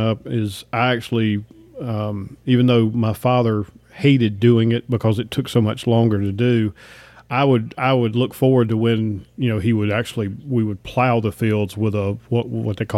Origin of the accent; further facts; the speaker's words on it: Piedmont, North Carolina-Virginia border, United States; I grew up right on the North Carolina-Virginia border, about in the middle part of the Piedmont of the state